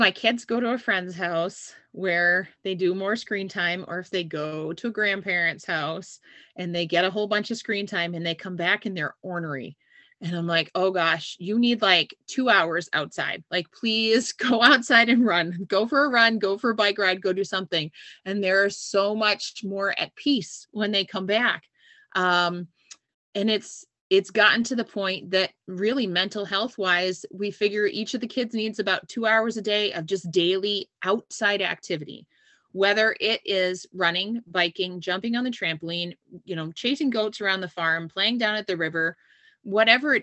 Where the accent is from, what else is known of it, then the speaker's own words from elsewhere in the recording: New England, United States; I grew up in New England